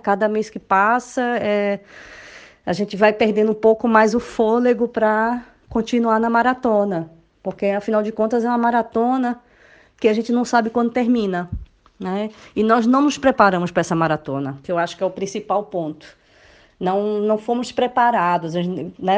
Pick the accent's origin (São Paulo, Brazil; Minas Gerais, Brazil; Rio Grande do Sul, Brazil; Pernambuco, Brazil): Pernambuco, Brazil; Recife; moved away as an adult; now in Lisbon, Portugal; Moro aqui em Portugal há cinco anos e sou do Recife